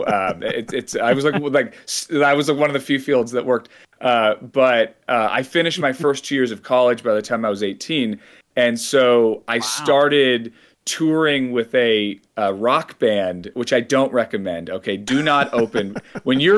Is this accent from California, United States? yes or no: yes; San Francisco Bay Area, California, United States; I grew up in the San Francisco Bay Area